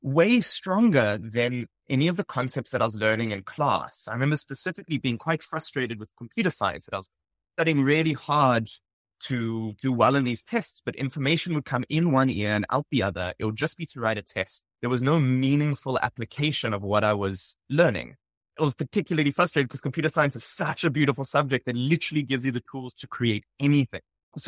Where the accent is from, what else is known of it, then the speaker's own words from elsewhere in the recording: Johannesburg, Gauteng, South Africa; Yeah, so I grew up in Johannesburg, South Africa, attended high school, primary school there. After that, I went to the University of Cape Town and studied electrical and computer engineering.